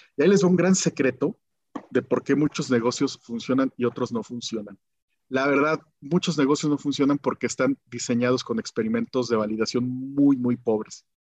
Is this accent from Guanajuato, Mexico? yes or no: yes; Guanajuato, Mexico; moved away as an adult; also born or lived in Mexico City; nací en Guanajuato, de, de, papás contadores, comerciantes